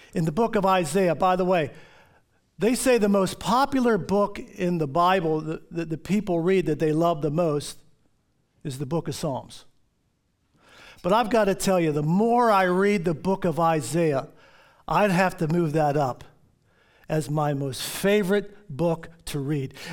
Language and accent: English; Baltimore, Maryland, United States; When I was a kid, living up, growing up in Baltimore